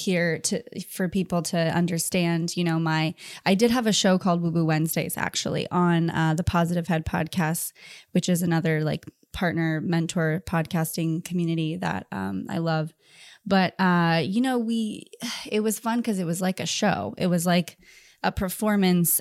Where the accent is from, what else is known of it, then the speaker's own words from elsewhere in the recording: Orange County, California, United States; also born or lived in Thousand Oaks, California; I grew up in Orange County